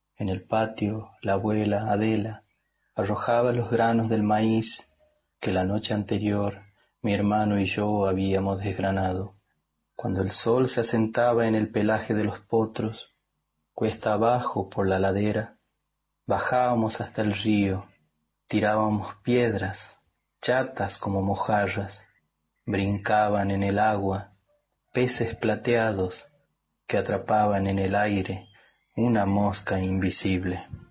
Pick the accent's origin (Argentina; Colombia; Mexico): Argentina; El Mojón, Santiago del Estero; nací en El Mojón, departamento Pellegrini, Santiago del Estero